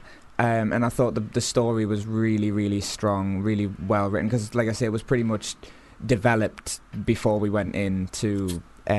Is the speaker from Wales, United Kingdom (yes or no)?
no; Blyth, North East England, United Kingdom; moved away as an adult; also born or lived in Newcastle / Cramlington; now in London, United Kingdom; I joined a local theatre group in my hometown, Blyth, called the Phoenix Theatre.